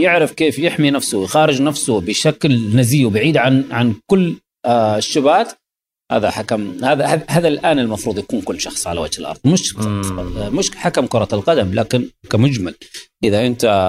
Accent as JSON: {"language": "Arabic", "country": "Saudi Arabia", "said": "عندنا في السعوديه"}